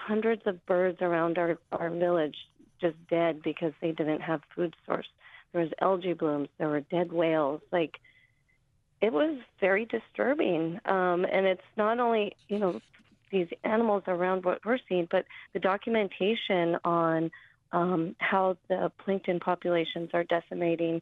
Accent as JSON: {"language": "English", "town": "Old Harbor", "region": "Alaska", "country": "United States", "tie": "born or raised there", "said": "many of us growing up in the village, as born and raised in Old Harbor"}